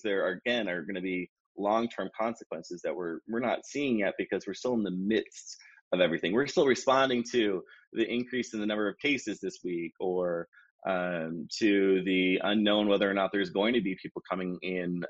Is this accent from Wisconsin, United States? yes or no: yes; Wisconsin, United States; moved away as an adult; now in Hawaii, United States; I was originally from Wisconsin, and then after I completed my degree, I moved to Hawaii and pursued my career here